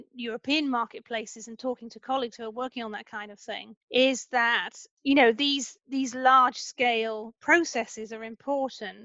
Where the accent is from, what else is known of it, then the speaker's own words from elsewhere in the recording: the Midlands outside Leicester, East Midlands, United Kingdom; as a Brit who actually grew up in a part of the UK in the Midlands outside Leicester